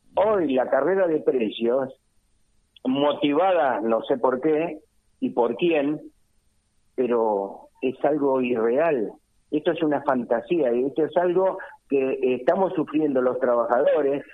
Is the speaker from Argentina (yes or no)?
yes; Argentina; nosotros como argentinos